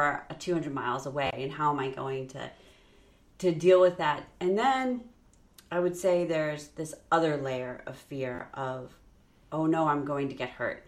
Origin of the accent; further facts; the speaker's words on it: New York, United States; also born or lived in Illinois; when we moved from Illinois to New York when I was in fourth grade going to fifth grade